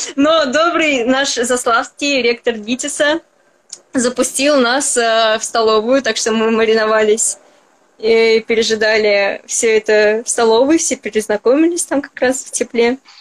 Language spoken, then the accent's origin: Russian; Moscow, Russia; я москвичка